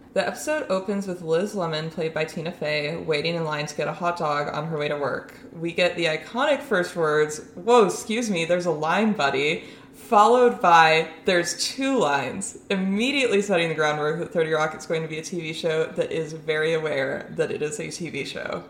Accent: Omaha, Nebraska, United States; those of us from Omaha

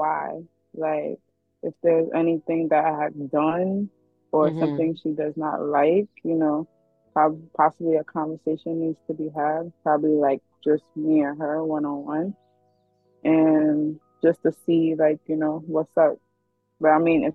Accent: Nigeria; me being Nigerian. So, Yoruba people, when we see our elders, we kneel down and greet them.

